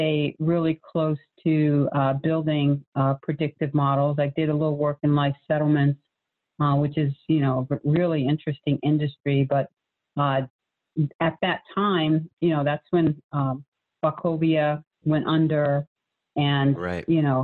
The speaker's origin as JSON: {"language": "English", "region": "New England", "country": "United States", "moved": "as an adult", "lives_now": "Charlotte, United States", "said": "I was from New England"}